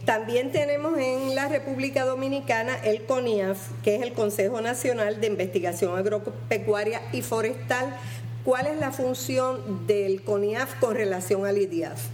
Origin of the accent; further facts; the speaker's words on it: Puerto Rico; nosotros los puertorriqueños